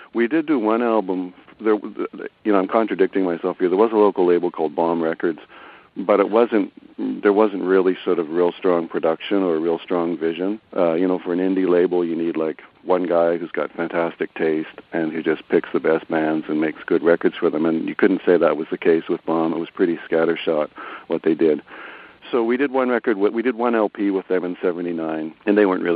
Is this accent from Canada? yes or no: yes; Toronto, Ontario, Canada; we're from Toronto